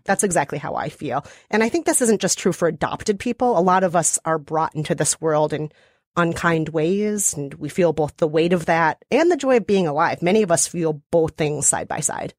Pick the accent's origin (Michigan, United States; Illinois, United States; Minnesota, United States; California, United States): Minnesota, United States; accent: Minnesota; my beautiful Minnesota accent